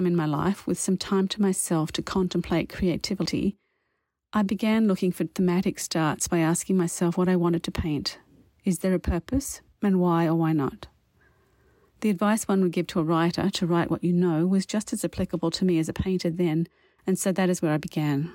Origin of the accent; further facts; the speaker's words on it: Wollongong, New South Wales, Australia; first language English; moved away as an adult; also born or lived in Paris / Canadian prairies; now in Canada; I grew up in the Wollongong region in Australia, which includes the shores of Lake Illawarra